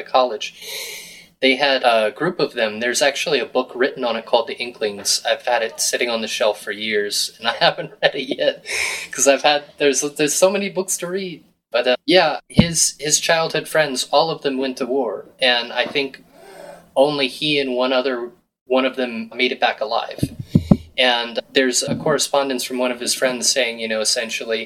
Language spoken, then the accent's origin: English; Virginia, United States; now in Fairfield, Iowa, United States; I'm just from Virginia